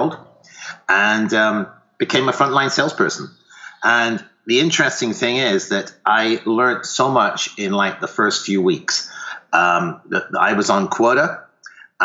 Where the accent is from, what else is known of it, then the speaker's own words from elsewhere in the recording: United Kingdom; accent: faint accent; moved away as an adult; also born or lived in Ottawa, Canada; now in Sonoma, United States; started off in the UK, and you may hear a faint accent there, but I started in the UK